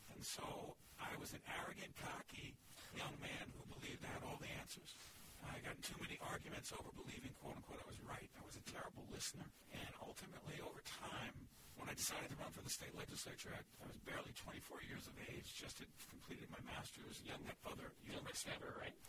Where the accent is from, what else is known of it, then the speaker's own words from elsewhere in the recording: Newark, New Jersey, United States; In the city I was born and raised in Newark, New Jersey.